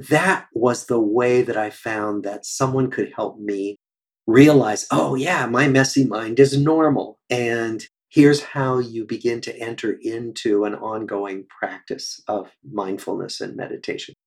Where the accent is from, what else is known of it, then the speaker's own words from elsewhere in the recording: Des Moines, Iowa, United States; moved away as an adult; also born or lived in Cambridge, Massachusetts; I grew up in Des Moines, Iowa